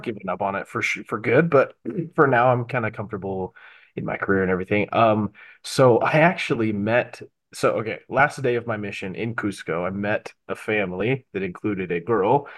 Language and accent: English; Bountiful, Utah, United States; I grew up in Bountiful